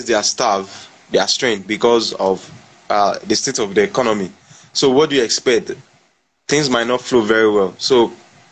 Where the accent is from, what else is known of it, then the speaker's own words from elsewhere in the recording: Nigeria; as a Nigerian